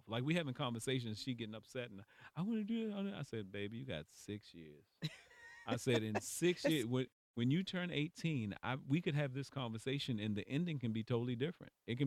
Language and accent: English; Baltimore, Maryland, United States; moved away as an adult; now in California, United States; I'm from Baltimore